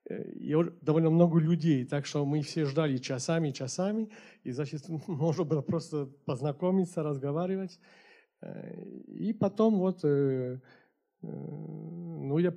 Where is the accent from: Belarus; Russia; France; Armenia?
France; Paris, Île-de-France; born there; так что я уже родился в Париже.